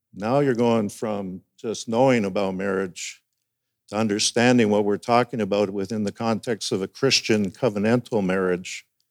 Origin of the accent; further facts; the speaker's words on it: Alberta, Canada; moved away as an adult; also born or lived in North Delta, British Columbia; now in Burlington, Canada; I was born and raised in Alberta